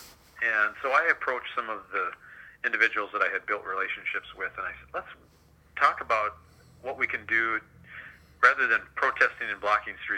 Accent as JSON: {"language": "English", "town": "Duluth", "region": "Minnesota", "country": "United States", "tie": "born or raised there", "moved": "as an adult", "lives_now": "Wichita, United States", "said": "I was police chief in my hometown of Duluth, Minnesota for 10 years prior to coming here a year ago"}